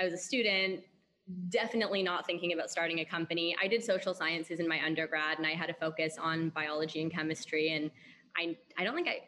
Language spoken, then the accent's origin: English; Canada; went to finish university in Canada where I'm from.